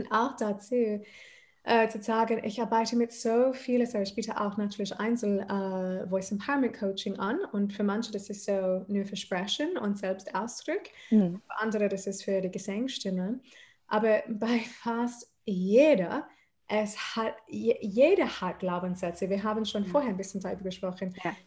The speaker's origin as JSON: {"language": "German", "town": "Adelaide", "region": "South Australia", "country": "Australia", "tie": "born or raised there", "also_born_or_lived": "Odenwald, Germany", "second_language": "German", "moved": "as an adult", "lives_now": "Mannheim, Germany", "said": "ich bin in Australien aufgewachsen"}